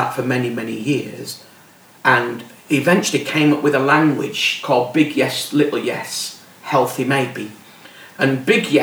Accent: Bradford, Yorkshire and the Humber, United Kingdom; I'm from Bradford.

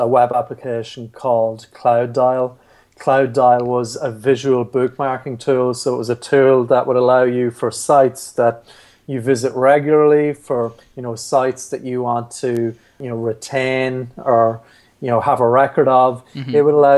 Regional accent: Carrickmacross, Ulster, Ireland; So I'm from Carrickmacross in County Monaghan

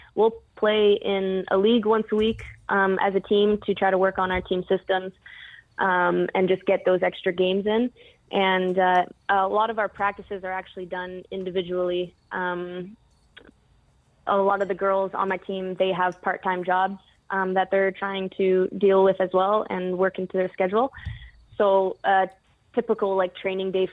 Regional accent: Canada; I grew up playing competitively in Canada

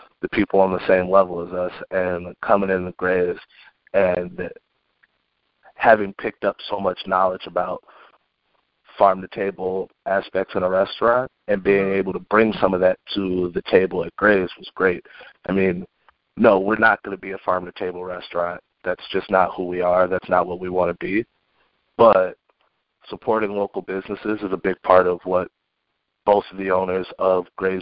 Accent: Wisconsin, United States; We in Wisconsin

